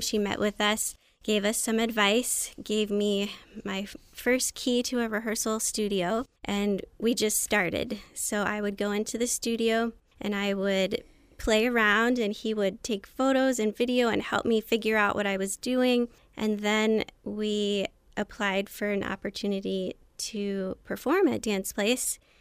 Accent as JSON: {"language": "English", "area": "Anne Arundel County", "region": "Maryland", "country": "United States", "tie": "born or raised there", "also_born_or_lived": "New York", "said": "I grew up in Anne Arundel County, Maryland."}